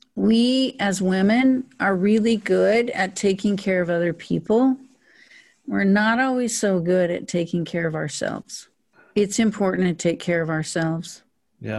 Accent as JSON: {"language": "English", "town": "Powell", "region": "Wyoming", "country": "United States", "tie": "born or raised there", "said": "I was born in a small town in northern Wyoming called Powell, Wyoming"}